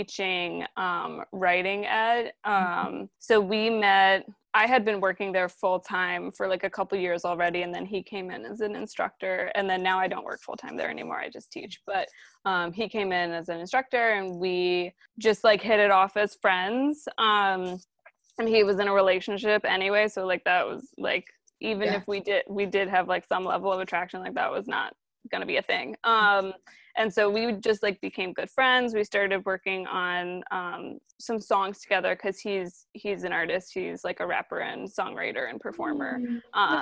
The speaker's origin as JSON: {"language": "English", "region": "Maryland", "country": "United States", "tie": "born or raised there", "moved": "yes", "lives_now": "New York, United States", "said": "I majority grew up in Maryland, though I was born in New York, like north of here"}